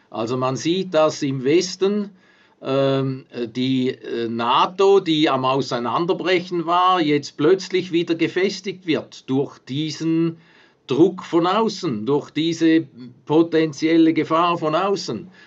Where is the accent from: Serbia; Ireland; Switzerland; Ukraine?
Switzerland; mir als Schweizer und als, als Nachbar von Deutschland, der direkt an der Grenze aufgewachsen ist